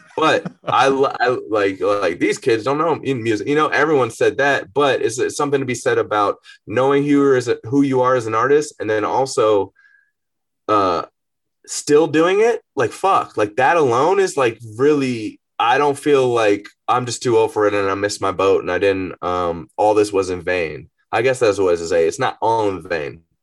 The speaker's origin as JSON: {"language": "English", "town": "Atlanta", "region": "Georgia", "country": "United States", "tie": "born or raised there", "also_born_or_lived": "Marietta, Georgia", "said": "growing up in Atlanta"}